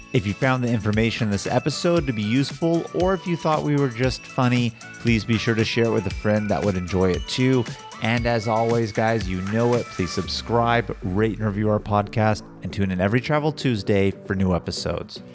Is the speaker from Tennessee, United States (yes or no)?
no; Sacramento, California, United States; we grew up living close to Sacramento